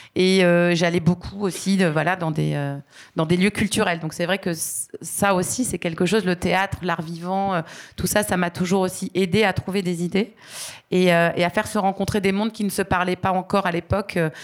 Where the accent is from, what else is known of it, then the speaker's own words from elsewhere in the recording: Aix-en-Provence, Provence-Alpes-Côte d'Azur, France; moved away as an adult; je suis originaire d'Aix-en-Provence, une ville étudiante très sympathique